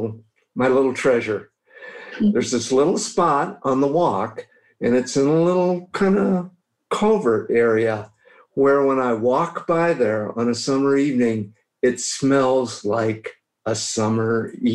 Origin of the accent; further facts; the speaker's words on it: Ohio, United States; now in Colorado, United States; I grew up in Ohio in the heartland where it's a lot more fertile and trees and it's earthier.